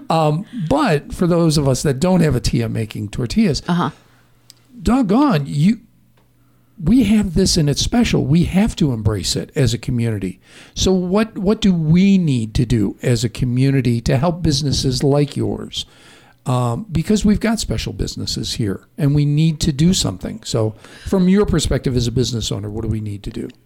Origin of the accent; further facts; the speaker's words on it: Chicago, Illinois, United States; I grew up in Chicago